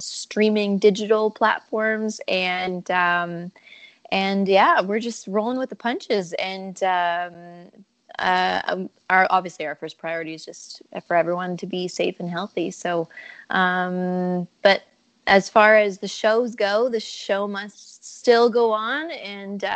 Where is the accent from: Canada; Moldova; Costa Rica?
Canada; I'm a Canadian country music singer-songwriter